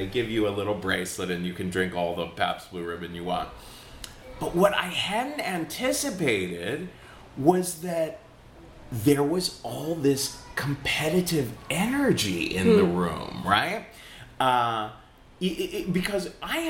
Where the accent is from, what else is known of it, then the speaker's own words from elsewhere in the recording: Cincinnati, Ohio, United States; now in New York, United States; So I grew up in Cincinnati, Ohio, which is very Republican.